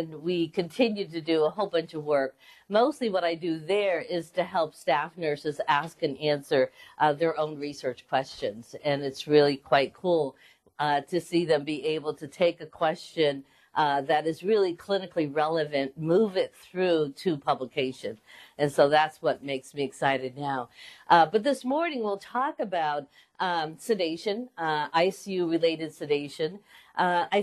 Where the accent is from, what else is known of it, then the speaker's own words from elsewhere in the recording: Western Massachusetts, United States; moved away as an adult; also born or lived in Boston, Massachusetts; now in Philadelphia, United States; I grew up in Western Mass.